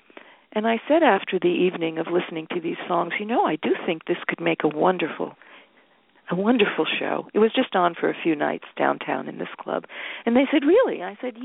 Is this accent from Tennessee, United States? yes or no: no; New Jersey, United States; now in New York, United States; I was born and raised in New Jersey